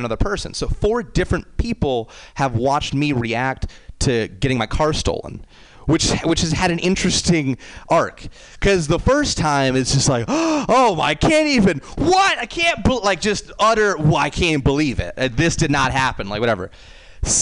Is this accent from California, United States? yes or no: yes; San Francisco, California, United States; I'm from San Francisco, and I actually grew up here, and actually in the city